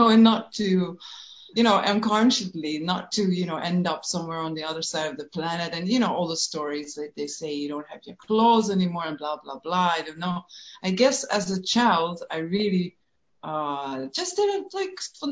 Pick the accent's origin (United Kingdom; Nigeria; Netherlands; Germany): Netherlands; growing up in Holland in a very, very small village in a farm, with all the Dutch things that come with it